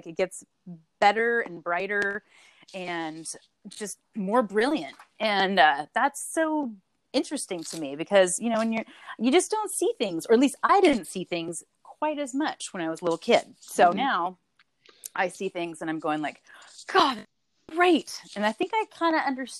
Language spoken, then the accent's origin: English; Salem, Oregon, United States; I actually grew up in good old Salem, Oregon